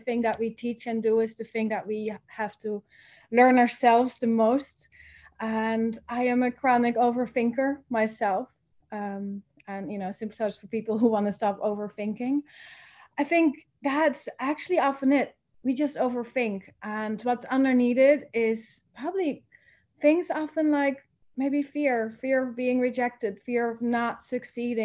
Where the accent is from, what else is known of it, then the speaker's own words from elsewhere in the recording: Netherlands; moved away as an adult; now in Bali, Indonesia; I am originally from the Netherlands.